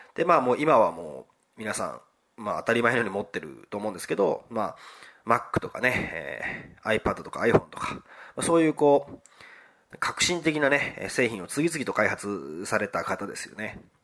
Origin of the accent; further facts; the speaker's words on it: Wakayama, Japan; 和歌山県の生まれなんですけど